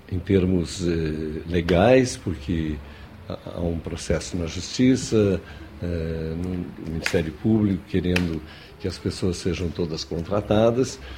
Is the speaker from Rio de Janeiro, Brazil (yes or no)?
no; Rio Grande do Sul, Brazil; A questão de sotaque é, é relativa, porque eu venho do Rio Grande do Sul